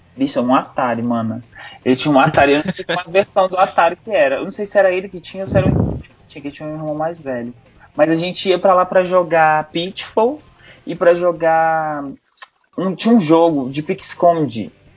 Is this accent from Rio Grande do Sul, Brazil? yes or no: no; Brasília, Federal District, Brazil; Eu nasci em Brasília, sou de Brasília